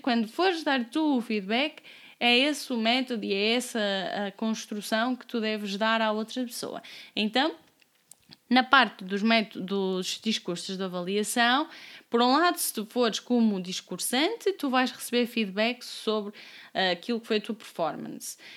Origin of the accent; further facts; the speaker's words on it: Amarante, Norte, Portugal; also born or lived in Braga; now in Lisbon, Portugal; tenho pronúncia, eu sou de Amarante, vivi nove anos em Braga, agora estou em Lisboa